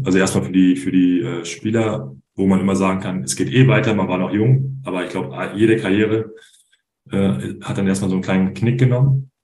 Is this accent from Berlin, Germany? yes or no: yes; Berlin, Germany; also born or lived in Trier / Bayreuth; now in Münster, Germany; gebürtig aus Berlin, bei, bei Alba meine ersten Profi-Basketball-Schritte